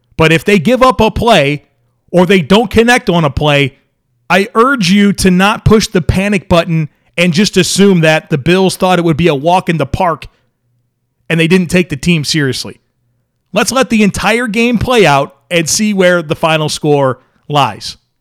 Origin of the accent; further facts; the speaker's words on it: Grand Island, New York, United States; moved away; also born or lived in Charlotte, North Carolina; I was born in Western New York, grew up on Grand Island, and my family and I moved to Charlotte, North Carolina in nineteen ninety-six